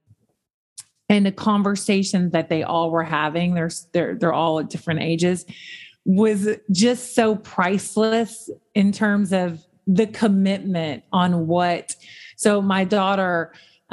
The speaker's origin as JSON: {"language": "English", "region": "the South", "country": "United States", "tie": "born or raised there", "said": "I grew up in the South"}